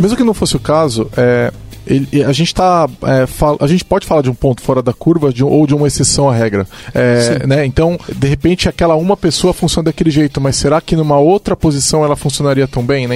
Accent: São Paulo, Brazil; eu sou de São Paulo

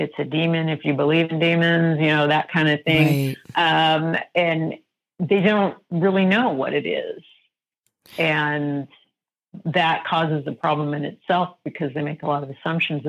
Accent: Colorado, United States; now in Arizona, United States; I grew up in Colorado

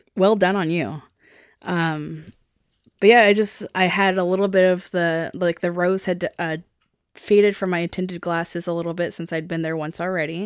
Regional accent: Seattle, Washington, United States; I'm from Seattle

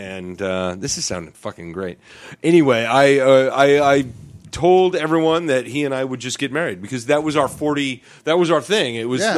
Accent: Skagit County, Washington, United States; moved away as an adult; also born or lived in Southern Oregon / San Francisco; I grew up in Skagit, got fed up with Skagit, wanted any way out I could possibly get

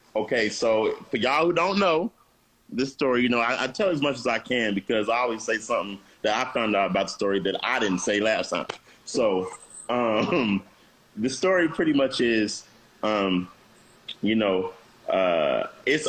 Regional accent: Kansas City, Kansas, United States; moved away; also born or lived in New York; I'm from Kansas City. That's where I grew up. I'm from Kansas

